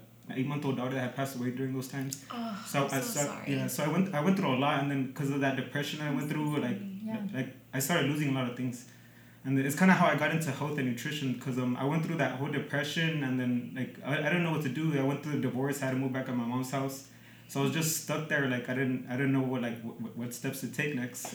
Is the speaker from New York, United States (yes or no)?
no; Los Angeles, California, United States; also born or lived in Zacatecas, Mexico; I grew up here in San Pedro, so I'm second generation here in the United States